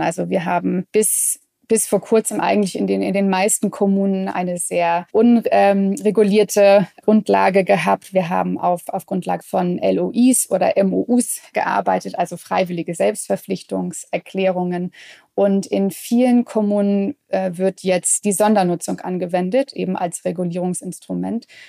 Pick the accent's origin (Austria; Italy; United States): United States; Midwest; moved away; Ich bin beispielsweise in, in den USA aufgewachsen, im, im Mittleren Westen